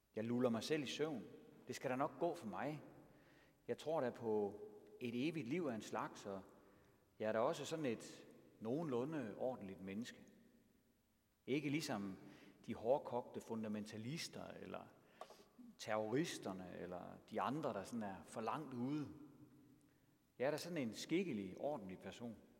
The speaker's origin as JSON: {"language": "Danish", "country": "Denmark", "also_born_or_lived": "Triangle Region, Denmark"}